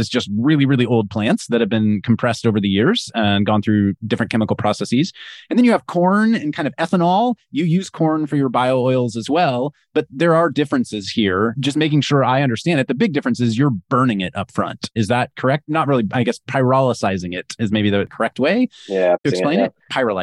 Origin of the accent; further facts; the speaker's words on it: Kansas, United States; moved away; I grew up in Kansas and actually grew up a few miles from, I think, some of your original pilot facilities in Andover or Augusta, Kansas